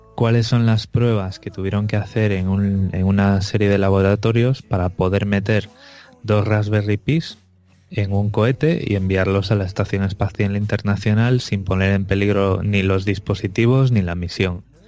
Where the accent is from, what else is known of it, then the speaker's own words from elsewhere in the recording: Vigo, Galicia, Spain; moved away; yo realmente soy de Vigo